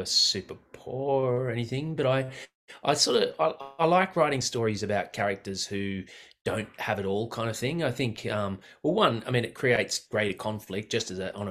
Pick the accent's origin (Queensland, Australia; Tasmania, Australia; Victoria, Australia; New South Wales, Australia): New South Wales, Australia; Blue Mountains; growing up in the Blue Mountains in the 80s